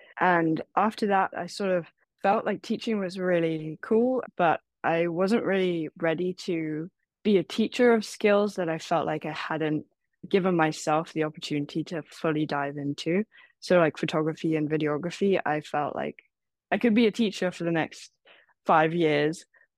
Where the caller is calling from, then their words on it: San Francisco, California, United States; also born or lived in Taiwan; I'm calling from San Francisco.